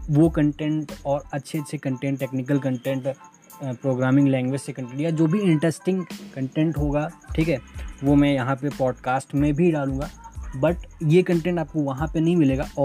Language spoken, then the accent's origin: Hindi; Ayodhya, Uttar Pradesh, India; मैं यूपी से हूँ अयोध्या आप जानते हो मैं वहीं से हूँ